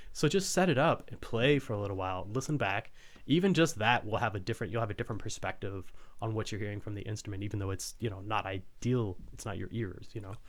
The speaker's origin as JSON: {"language": "English", "town": "Fort Worth", "region": "Texas", "country": "United States", "tie": "born or raised there", "said": "I grew up in Fort Worth, which is not a small town or city or whatnot"}